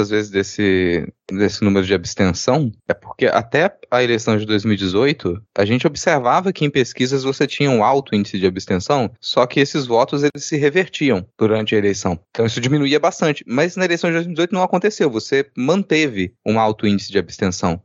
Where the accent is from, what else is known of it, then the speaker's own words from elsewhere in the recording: Minas Gerais, Brazil; Tô falando mal porque eu sou de Minas